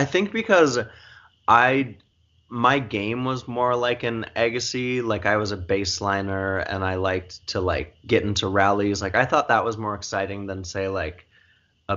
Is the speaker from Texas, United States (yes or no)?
no; Montana, United States; now in New York City, United States; I grew up in a we're a big family, obviously, and a very supportive family, but also a Catholic family in Montana